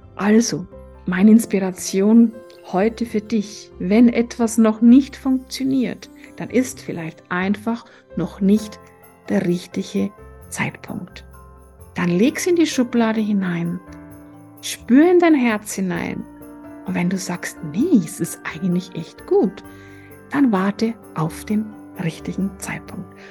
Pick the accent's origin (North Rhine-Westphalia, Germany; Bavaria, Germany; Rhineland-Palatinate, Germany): Bavaria, Germany; Tegernsee; also born or lived in Florence; Und ich bin gebürtige Tegernseherin